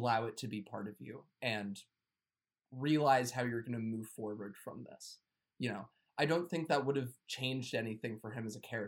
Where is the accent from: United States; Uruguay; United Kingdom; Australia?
United States; I'm American